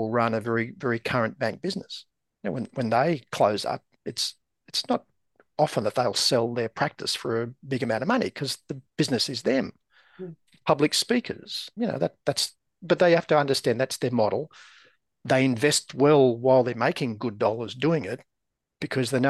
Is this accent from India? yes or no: no; Australia; I'm from Australia